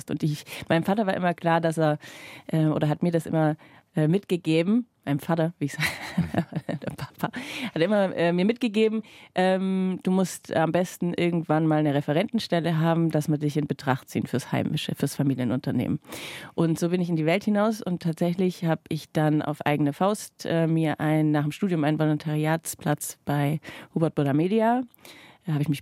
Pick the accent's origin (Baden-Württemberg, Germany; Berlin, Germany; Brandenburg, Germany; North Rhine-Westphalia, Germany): Baden-Württemberg, Germany; accent: Swabian; mein leichtes Schwäbisch erkannt. Und man kann sozusagen sagen, dass ich meinen heutigen Job meinem Dialekt mit zu verdanken habe.